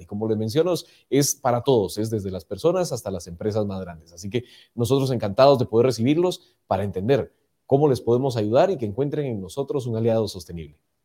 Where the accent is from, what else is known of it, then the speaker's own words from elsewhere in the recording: Guatemala; como guatemaltecos